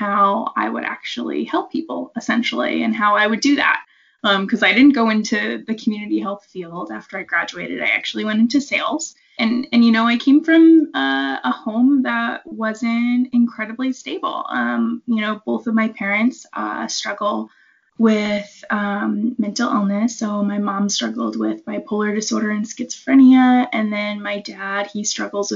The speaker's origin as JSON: {"language": "English", "region": "New England", "country": "United States", "also_born_or_lived": "Seattle", "moved": "yes", "said": "I am from the New England area of the United States originally"}